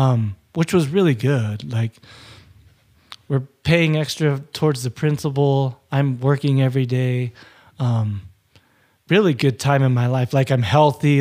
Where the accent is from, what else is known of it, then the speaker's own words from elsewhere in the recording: Utah, United States; also born or lived in Hawaii; I was born in Hawaii. My family moved back to Hawaii in nineteen eighty. And I was born in nineteen eighty, and then we came to Utah.